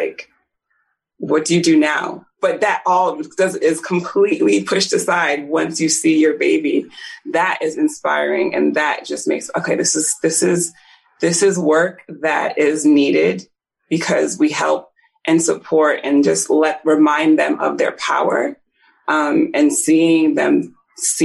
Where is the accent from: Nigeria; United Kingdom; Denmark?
Nigeria; I was born in Nigeria